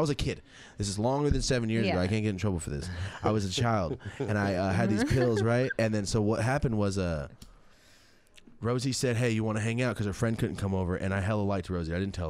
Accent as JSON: {"language": "English", "town": "Merced", "region": "California", "country": "United States", "tie": "born or raised there", "said": "I'm from Merced, yes."}